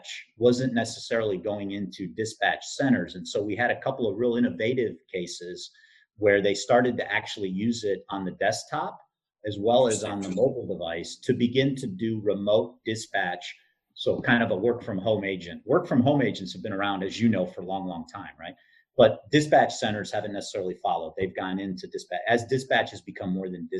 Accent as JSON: {"language": "English", "region": "southeastern Michigan", "country": "United States", "tie": "born or raised there", "said": "I grew up in southeastern Michigan"}